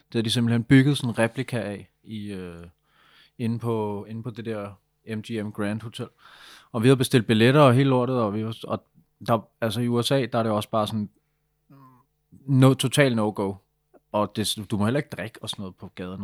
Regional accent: Denmark; jeg er fra Danmark

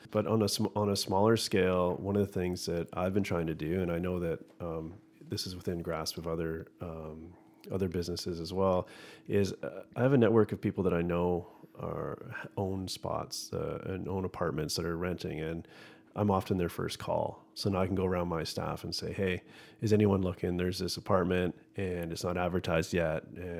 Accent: Squamish, British Columbia, Canada; I grew up in Squamish

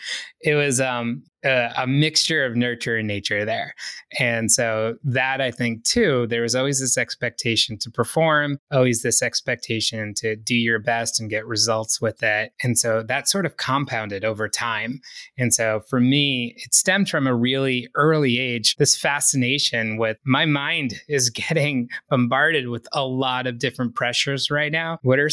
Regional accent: East Coast, United States; Growing up on the East Coast, I certainly felt that it was a really fast-paced way of life.

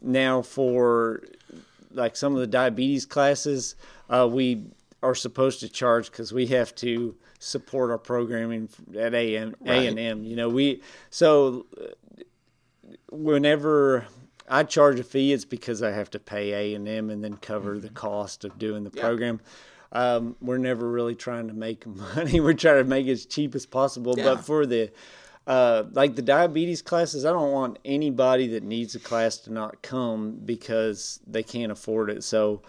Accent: Tulsa, Oklahoma, United States; also born or lived in Alabama / Texas; now in East Texas, United States; I was born in Alabama. Formative years, mostly in Tulsa, Oklahoma, back to Alabama, ended up in East Texas, graduated from Douglas High School in Douglas, Texas.

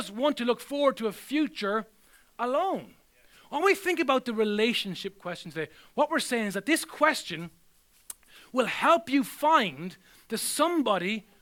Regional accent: Ireland; I'm still Irish wherever I go

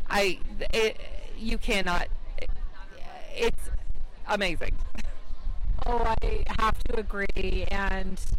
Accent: Indiana, United States; I'm from Indiana.

